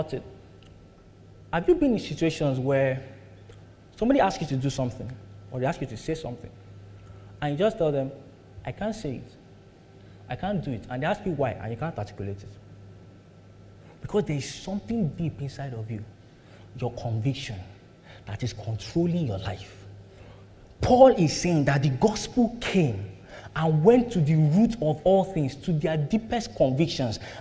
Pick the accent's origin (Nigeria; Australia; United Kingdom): Nigeria; We all grew up in Nigeria